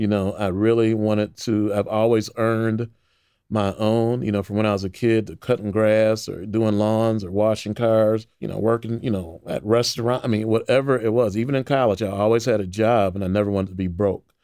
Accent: Waukegan, Illinois, United States; I grew up in Waukegan, Illinois, which is a suburb north of Chicago

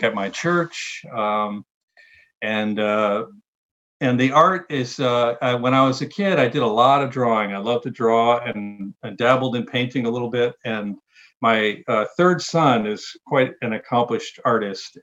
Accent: Connecticut, United States; now in Washington, D.C., United States; I'm originally from Connecticut and now live and work in the Washington, D.C. metropolitan area.

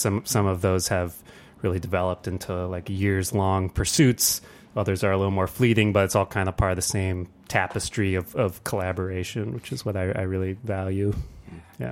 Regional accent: Ann Arbor, Michigan, United States; now in Detroit, United States; I grew up actually here in Ann Arbor

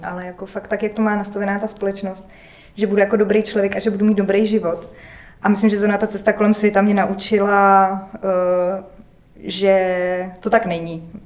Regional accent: Prague, Czechia; já jsem z Prahy

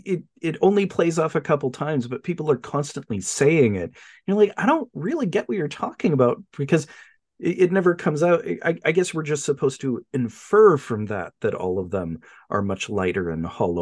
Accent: Australia; and I'm Australian

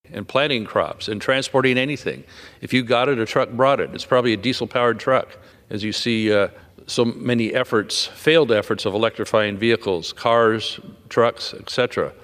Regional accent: California, United States; my home state of California

